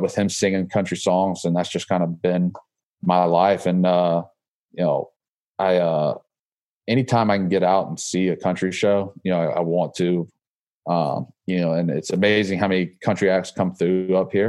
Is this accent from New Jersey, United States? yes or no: no; Georgia, United States; moved away as an adult; also born or lived in Alabama / Florida; now in Massachusetts, United States; I grew up in Georgia, obviously